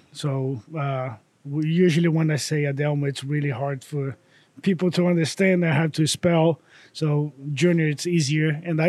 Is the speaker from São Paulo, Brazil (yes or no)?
no; Bahia, Brazil; English is a second language; moved away as an adult; also born or lived in Miami, Florida / Maryville, Tennessee; now in Knoxville, United States; growing up in Brazil, it's very similar for, you know, every country in South America.